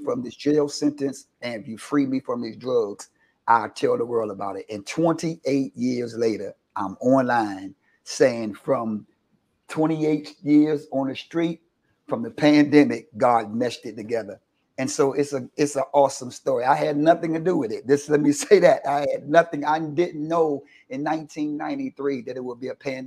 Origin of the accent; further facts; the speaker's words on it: Washington, District of Columbia, United States; I've been born and raised in Washington, D.C., been here all my life, raised in the church